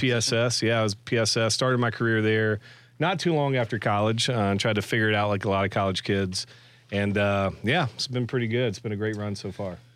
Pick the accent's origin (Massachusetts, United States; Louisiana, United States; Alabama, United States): Alabama, United States; McCalla; Born and raised in McAuliffe, Alabama.